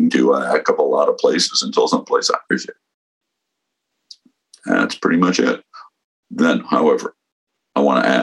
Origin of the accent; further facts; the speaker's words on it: San Mateo, California, United States; also born or lived in San Francisco / Woodside, California; I grew up in San Mateo, California